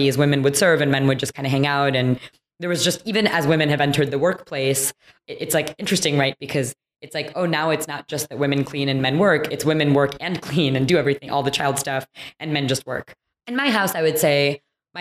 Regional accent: Troy, Michigan, United States; moved away; I grew up in a suburb outside of Detroit, Michigan, so Troy

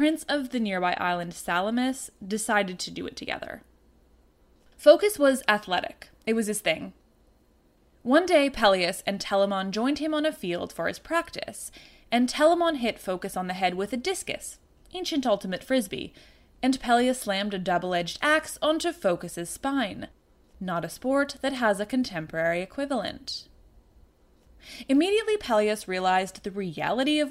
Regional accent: Canada; I'm Canadian

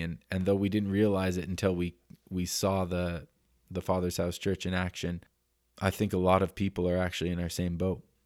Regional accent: Denver, Colorado, United States; also born or lived in Canada; now in Oroville, United States; I'm from Denver, Colorado originally.

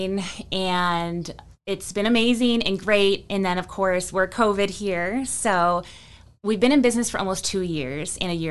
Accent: Buffalo, New York, United States; moved away as an adult; also born or lived in Colorado; now in Winston-Salem, United States; I grew up in Buffalo, New York

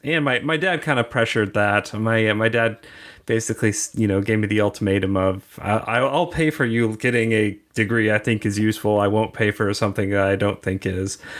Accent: Kansas City, Missouri, United States; now in Kansas City, Kansas, United States; I grew up on the Missouri side, and I thought the Kansas people were, like, really weird, and now that I live on the Kansas side

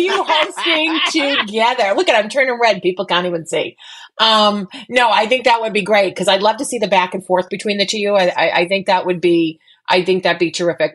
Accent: Boston, Massachusetts, United States; I'm Boston Irish

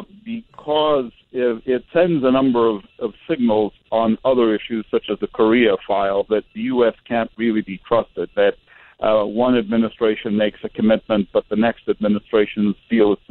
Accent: Iraq; I'm from Iraq, as you pointed out, I was an ambassador from Iraq to the United Nations.

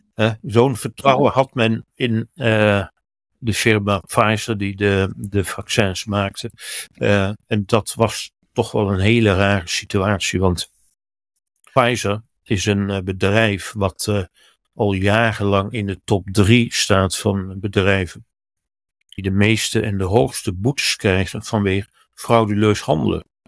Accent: Netherlands; bij ons in Den Haag

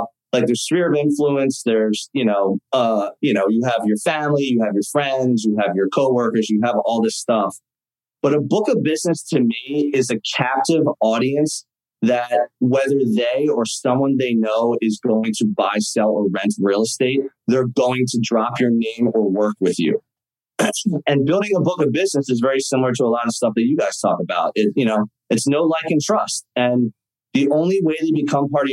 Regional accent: Philadelphia, Pennsylvania, United States; I grew up in Philadelphia

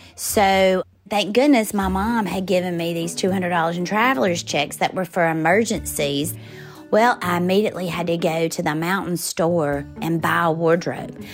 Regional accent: Forest, Mississippi, United States; moved away as an adult; I grew up in Forest, Mississippi, and I lived on the same street as a major chicken plant

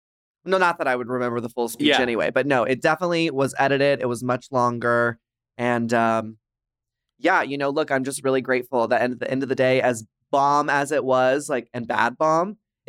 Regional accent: Dallas, Texas, United States; now in Los Angeles, United States; As you can tell from my accent, I am from Dallas, Texas. And it was not very easy growing up looking like this.

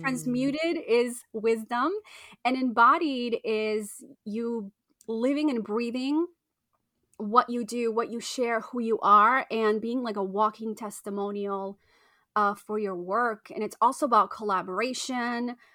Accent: Argentina; I was born in Argentina

